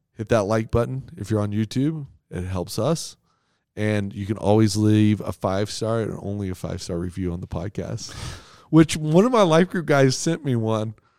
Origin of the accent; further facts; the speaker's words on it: United States; As an American